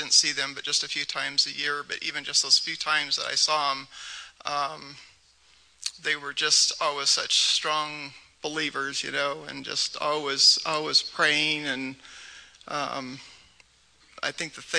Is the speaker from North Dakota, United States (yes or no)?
no; near Seattle, Washington, United States; I grew up near Seattle